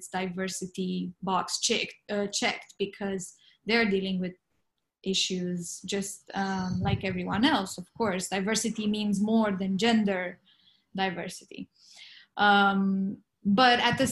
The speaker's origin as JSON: {"language": "English", "country": "Romania", "moved": "yes", "lives_now": "Los Angeles, United States", "said": "I'm from Romania. I didn't grow up with the Western European type of thinking"}